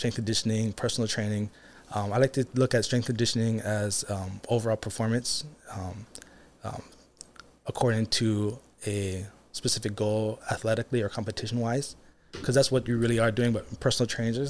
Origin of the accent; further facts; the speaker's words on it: Kailua, Hawaii, United States; Born and raised in Kailua, Oahu. Mm-hmm. Grew up around the beach. You know, family was always about the Hawaiian culture.